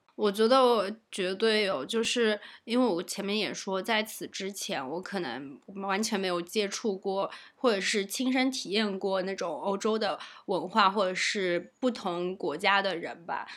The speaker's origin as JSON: {"language": "Chinese", "country": "China", "said": "我作为一个中国人"}